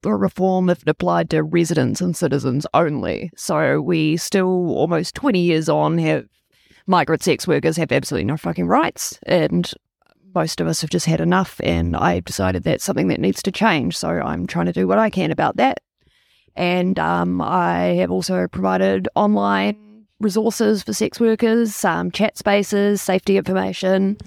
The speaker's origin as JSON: {"language": "English", "region": "Wellington", "country": "New Zealand", "tie": "born or raised there", "also_born_or_lived": "Toronto, Canada / Tauranga / Auckland", "said": "I moved to Wellington when I was six years old, and I got the accent bullied out of me in school."}